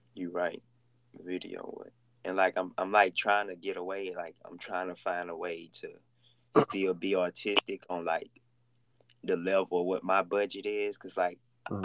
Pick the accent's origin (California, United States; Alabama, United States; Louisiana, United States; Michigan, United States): Louisiana, United States; Oakdale; now in Houston, United States; Oakdale, Louisiana with 2,000 people